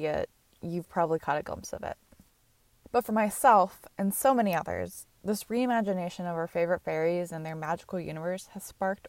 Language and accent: English; United States; I grew up in America